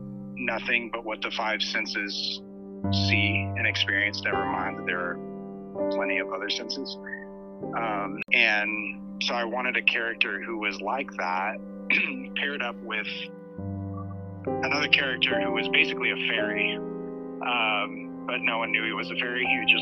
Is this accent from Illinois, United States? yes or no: yes; Salem, Illinois, United States; now in New York City, United States; I grew up in Salem